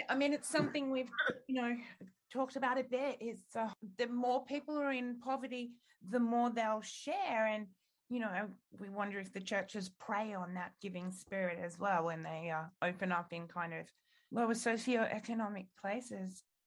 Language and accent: English; Australia